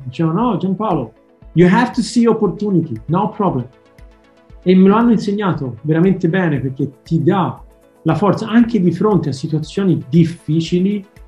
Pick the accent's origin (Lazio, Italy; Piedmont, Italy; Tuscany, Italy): Tuscany, Italy; Florence; in toscano proprio, che io sono di Firenze